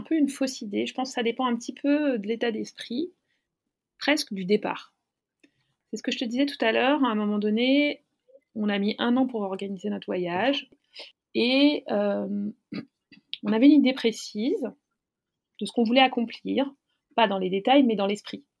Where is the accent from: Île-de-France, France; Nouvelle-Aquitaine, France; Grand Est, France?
Île-de-France, France; Paris; je suis parisienne